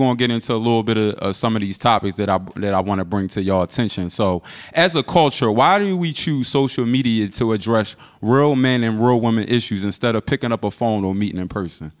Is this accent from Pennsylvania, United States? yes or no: yes; Philadelphia, Pennsylvania, United States; growing up in Philly